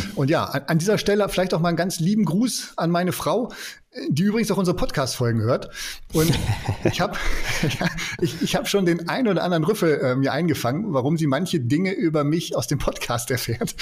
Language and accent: German; Germany; wir Deutsche